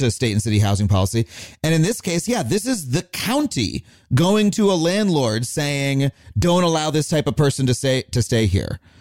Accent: Long Island, New York, United States; growing up on Long Island, there was one black kid in my whole school

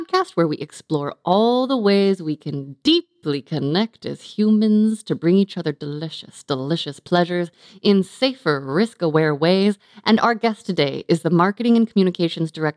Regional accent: California, United States; I grew up in California

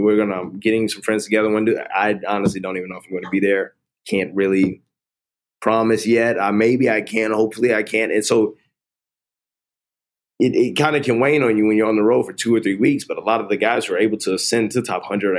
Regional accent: Atlanta, Georgia, United States; I grew up in Atlanta, which is a predominantly black city

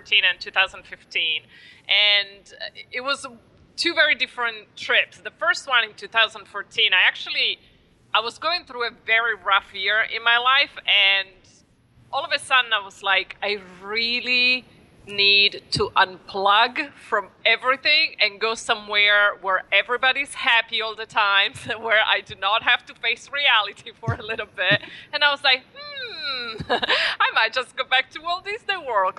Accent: Italy; English is a second language; moved away as an adult; also born or lived in Queens, New York; now in New York, United States; I was born and raised in Italy, and I arrived in New York

